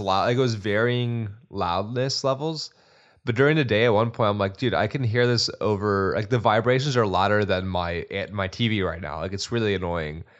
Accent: Texas, United States; also born or lived in Austin, Texas; a person who lived in Austin for eight years and a Texan slash kind of an Austin knight now

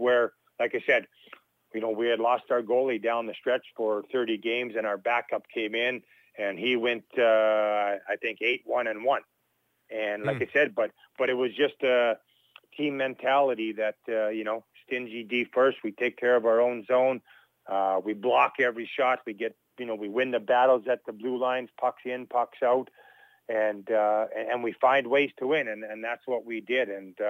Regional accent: Churchbridge, Saskatchewan, Canada; my hometown of Churchbridge

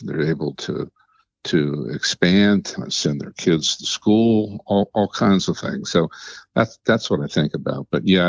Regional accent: Maryland, United States; also born or lived in Cheverly, Prince George's County, Maryland / Montgomery County, Maryland; I'm born and bred in Maryland. The first part of my youth, I grew up in Prince George's County. I lived in the town of Cheverly. And then we moved to Montgomery County. And I grew up the rest of the time there.

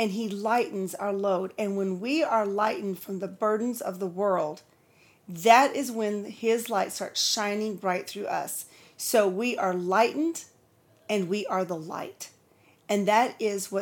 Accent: California, United States; moved away as an adult; also born or lived in Nebraska / Texas; Then we moved on to California, lived with my family till I was 23

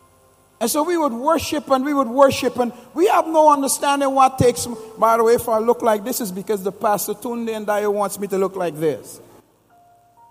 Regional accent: Guyana; moved away; I'm originally from Guyana

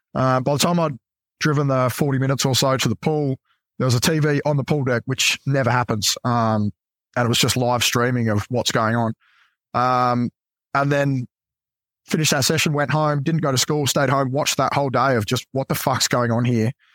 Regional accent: Adelaide, South Australia, Australia; moved away as an adult; I grew up in Adelaide

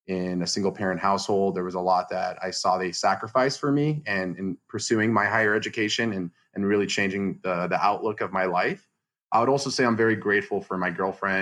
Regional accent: Los Angeles, California, United States; moved away as an adult; also born or lived in Charlotte, North Carolina; I'm from the Los Angeles area in San Fernando Valley, 818

